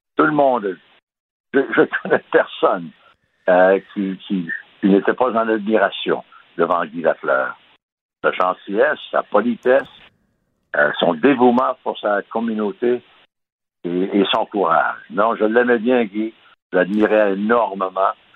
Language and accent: French; Baie-Comeau, Quebec, Canada; je suis né à Bécomo